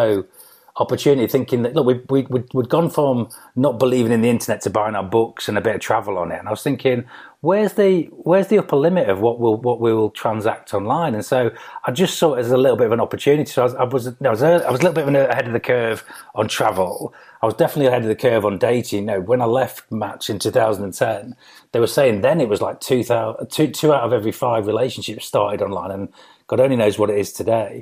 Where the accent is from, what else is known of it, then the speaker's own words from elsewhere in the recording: Grimsby, Yorkshire and the Humber, United Kingdom; moved away as an adult; I'm from Grimsby originally. So I was born there as a council estate kid, single parent family